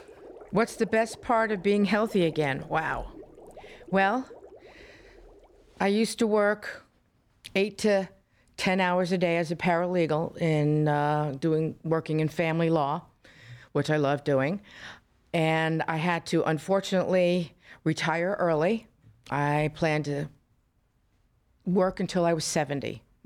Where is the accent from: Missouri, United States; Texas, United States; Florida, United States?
Florida, United States; I'm from Florida. I was raised in Florida. I don't know any weather but Florida.